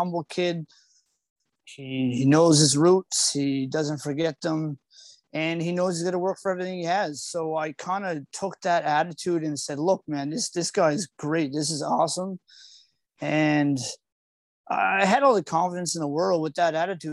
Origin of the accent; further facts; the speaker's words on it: Yarmouth, Nova Scotia, Canada; I'm from Ryan Graves' hometown of Yarmouth, Nova Scotia.